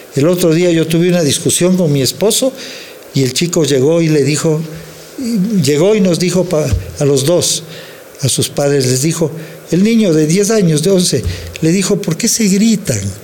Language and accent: Spanish; Quito, Pichincha, Ecuador; yo soy un colombiano que nació en Quito, y soy un mexicano que nació en Quito